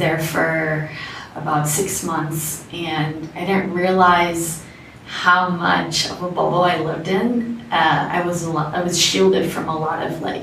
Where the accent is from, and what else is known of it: South Florida, United States; born or raised there; also born or lived in Bogota, Colombia / Orlando, Florida; now in Medellin, Colombia